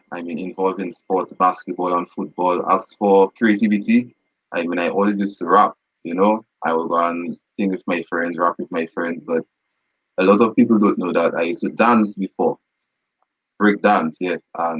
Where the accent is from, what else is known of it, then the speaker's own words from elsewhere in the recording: Dominica; also born or lived in Nevis, Saint Kitts and Nevis; No, I was born in Nevis. For those who don't know, yes, I was born in Nevis. I came to Dominica when I was a year and 6 months, you know, so technically a Dominican.